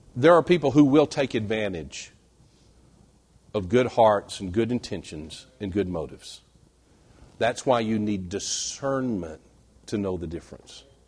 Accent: West Texas, United States; I was born and reared in West Texas, dry, flat, arid West Texas

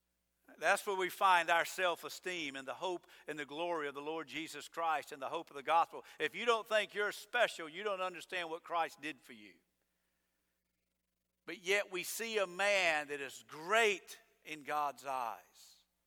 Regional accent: Georgia, United States; now in Avon Park, United States; No, I'm not from here. I'm from Georgia.

